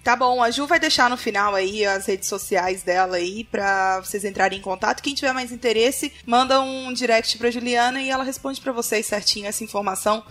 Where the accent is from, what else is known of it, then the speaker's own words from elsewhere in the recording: Pará, Brazil; also born or lived in United States; Do Pará